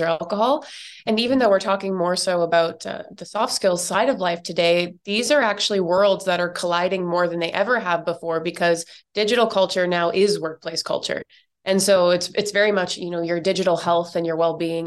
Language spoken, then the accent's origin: English; Canada; now in New York, United States; I'm originally from Canada, but I now live in New York